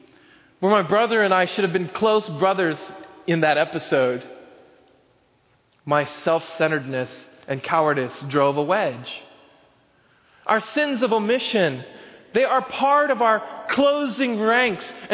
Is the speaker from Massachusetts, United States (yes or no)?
no; Oklahoma, United States; When I was growing up in Oklahoma, we had this really big backyard